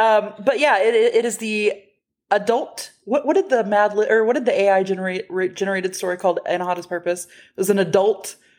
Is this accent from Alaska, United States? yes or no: no; Texas, United States; we're from Texas, and we have been other places.